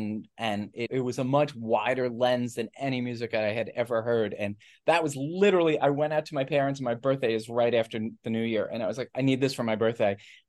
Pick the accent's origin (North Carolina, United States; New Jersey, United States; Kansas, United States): New Jersey, United States; also born or lived in New York City; I grew up in New York City, and then we moved to Jersey when I was 5 or 6, so basically Jersey.